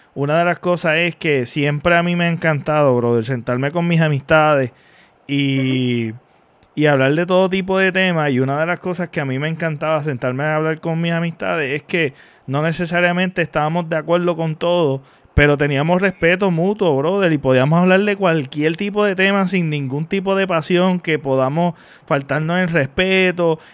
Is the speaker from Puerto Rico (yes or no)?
yes; Mayagüez, Puerto Rico; yo soy de Mayagüez